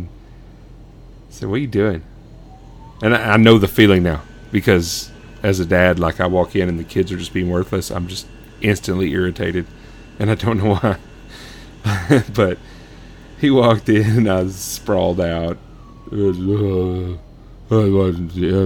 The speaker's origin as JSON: {"language": "English", "town": "Sonora", "region": "Texas", "country": "United States", "tie": "born or raised there", "said": "I grew up in the oil field in West Texas, small town called Sonora, Texas."}